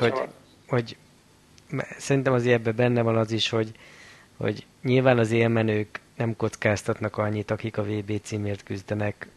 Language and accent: Hungarian; Balassagyarmat, Nógrád, Hungary; hetvenötbe születtem, Balassa Gyarmaton